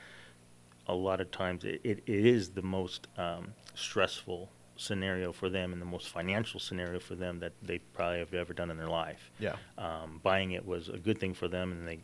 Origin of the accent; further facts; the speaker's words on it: Rancho Cucamonga, California, United States; I grew up in Ranch Cucamonga, and, you know, it's a place where we walk tall.